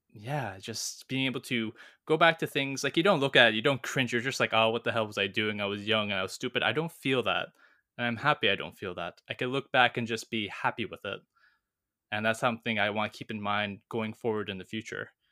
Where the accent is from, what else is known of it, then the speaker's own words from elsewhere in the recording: Canada; moved away as an adult; I'm back in my hometown